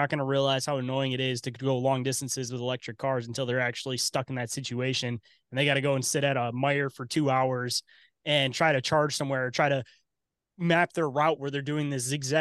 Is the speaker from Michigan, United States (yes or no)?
yes; Detroit, Michigan, United States; I'm from Detroit area